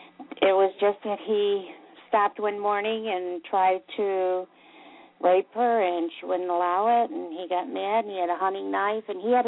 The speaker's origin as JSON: {"language": "English", "region": "North Carolina", "country": "United States", "said": "I'm from North Carolina."}